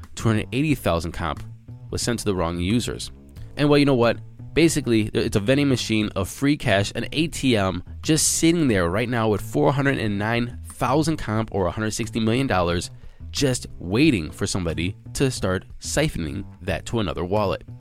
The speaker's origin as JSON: {"language": "English", "country": "United States", "said": "as an American"}